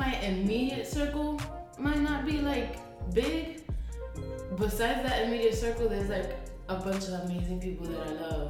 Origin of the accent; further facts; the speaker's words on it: New York City, New York, United States; also born or lived in Upper West Side, New York; growing up in the Heights